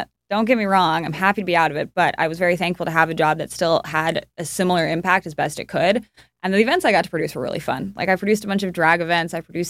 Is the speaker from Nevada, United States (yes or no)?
yes; Reno, Nevada, United States; now in Los Angeles, United States; Reno, Nevada.